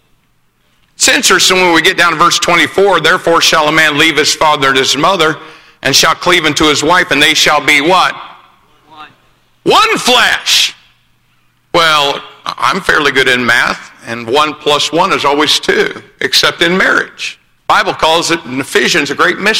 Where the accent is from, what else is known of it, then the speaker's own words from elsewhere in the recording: Greencastle, Indiana, United States; I was born in Greencastle, Indiana.